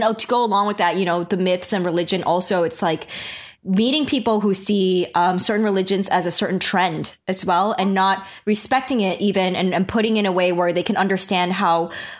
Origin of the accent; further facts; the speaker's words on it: New York, United States; even not growing up in the Bible Belt area, but in New York even